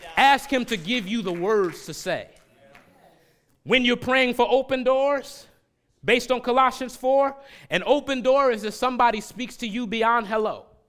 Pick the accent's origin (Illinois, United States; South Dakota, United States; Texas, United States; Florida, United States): Illinois, United States; Chicago; also born or lived in Germantown, Philadelphia; now in Philadelphia, United States; I was born and raised in Chicago